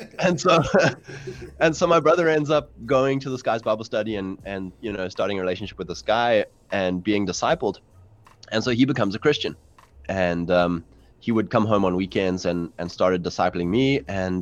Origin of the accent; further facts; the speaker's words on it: South Africa; I'm from South Africa, um, fourth generation English settlers